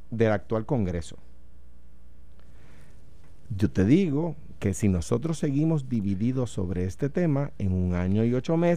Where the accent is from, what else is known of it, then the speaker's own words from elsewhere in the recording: Puerto Rico; el congresista ese con el que tú estás hablando sabe que nosotros no somos americanos que nacieron en Puerto Rico, sino que somos puertorriqueños con ciudadanía norteamericana, que no es lo mismo.